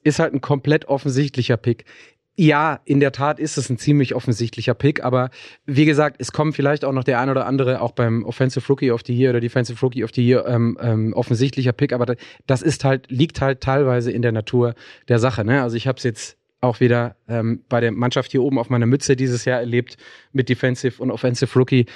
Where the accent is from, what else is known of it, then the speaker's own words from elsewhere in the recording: Ruhr area, North Rhine-Westphalia, Germany; bei uns im Ruhrgebiet sagt man ähm, Pinchen